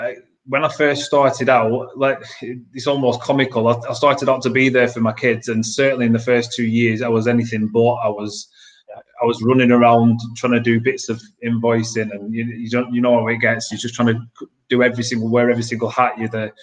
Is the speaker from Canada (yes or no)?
no; Blackburn, North West England, United Kingdom; I'm from Blackburn near Manchester.